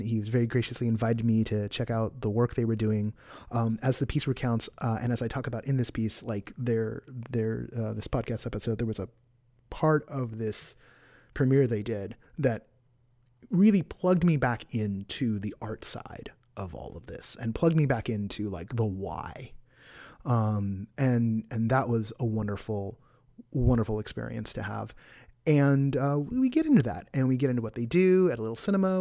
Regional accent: Bay Area, California, United States; moved away; I grew up in the Bay Area

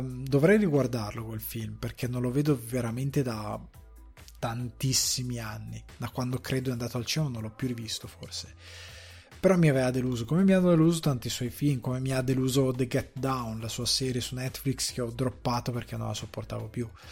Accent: Italy

